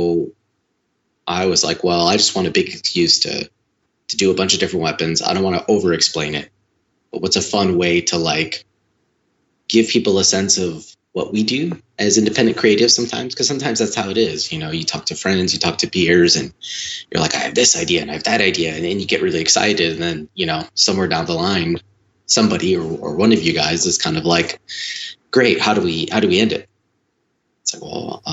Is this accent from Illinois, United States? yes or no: yes; Chicago, Illinois, United States; also born or lived in Los Angeles; relocated my family back to my hometown in Chicago